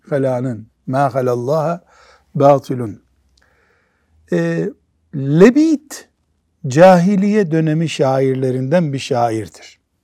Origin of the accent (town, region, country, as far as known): Black Sea Region, Turkey; born or raised there; moved away